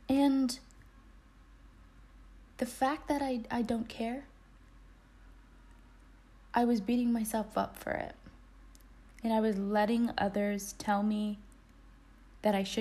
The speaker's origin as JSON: {"language": "English", "country": "United States", "said": "my experience as an American"}